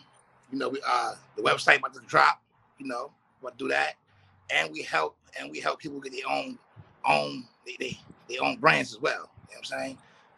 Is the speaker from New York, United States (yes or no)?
yes; New York City, New York, United States; also born or lived in Pennsylvania; now in Los Angeles, United States; I'm from definitely from Brooklyn. You know what I mean? Living PA for years